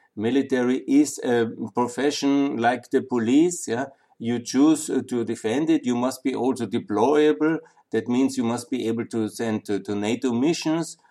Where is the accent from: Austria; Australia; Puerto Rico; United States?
Austria; moved away as an adult; also born or lived in Linz / Vienna / Southeastern Europe / Ukraine; I'm from Austria. You know, I'm I really love that country. I was born here. Again, went to school and university here, and I lived in Linz and Vienna